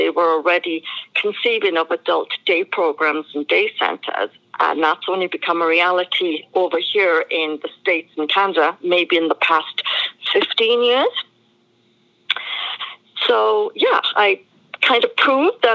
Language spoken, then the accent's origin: English; Wales, United Kingdom; moved away; I was born in Wales in the United Kingdom.